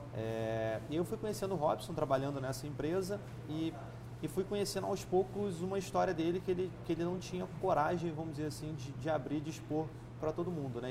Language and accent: Portuguese; Nova Friburgo, Rio de Janeiro, Brazil; Eu nasci em Nova Friburgo, interior do estado, região serrana, é, em 87